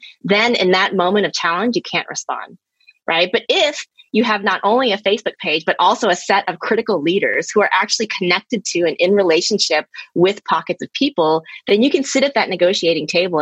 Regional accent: Texas, United States; now in Baltimore, United States; I grew up in Texas, which is, you know, pretty conservative southern state in the United States

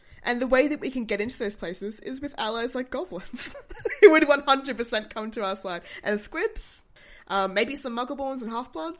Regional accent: Australia; when I was born in Australia.

